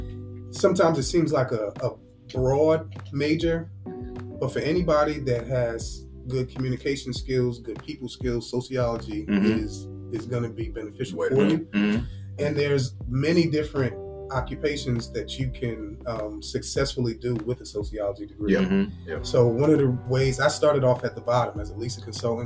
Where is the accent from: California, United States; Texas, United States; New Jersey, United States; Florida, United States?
New Jersey, United States; Roselle; moved away as an adult; also born or lived in Newark, New Jersey; now in Nashville, United States; originally from New Jersey. Was raised in the Newark, New Jersey area. Moved to Roselle, New Jersey when I was young.